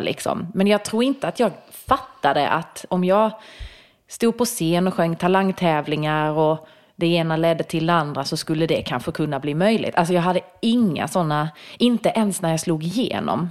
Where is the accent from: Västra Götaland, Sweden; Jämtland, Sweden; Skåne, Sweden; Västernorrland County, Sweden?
Skåne, Sweden; Bromölla; accent: Scanian; now in Stockholm, Sweden; jag är ju från Bromölla och det ligger ju väldigt nära Blekinge